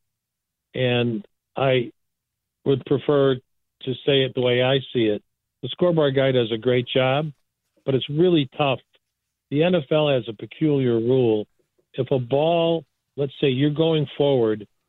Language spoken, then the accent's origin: English; Chicago, Illinois, United States; I grew up in the DePaul neighborhood in the 50s